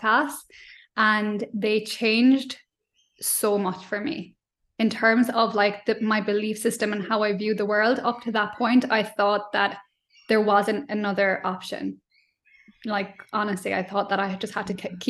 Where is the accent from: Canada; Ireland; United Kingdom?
Ireland; accent: Irish; moved away as an adult; now in Australia; growing up in Ireland